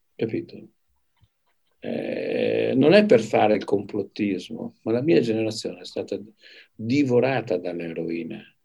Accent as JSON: {"language": "Italian", "town": "Padua", "region": "Veneto", "country": "Italy", "tie": "born or raised there", "also_born_or_lived": "Arezzo", "moved": "yes", "said": "Io ero andato a Padova, perché io sarei cresciuto a Padova"}